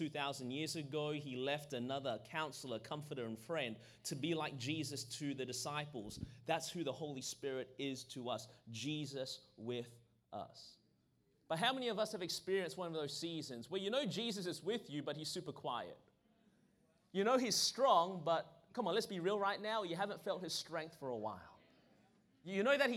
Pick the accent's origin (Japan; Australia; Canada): Australia; now in Anderson, United States; I was born in Australia. That's the reason my voice is this way